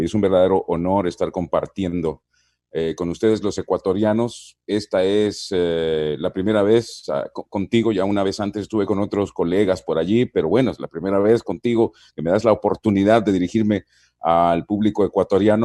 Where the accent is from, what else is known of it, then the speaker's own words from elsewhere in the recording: San Miguel, El Salvador; Yo nací en San Miguel, que queda al oriente del Salvador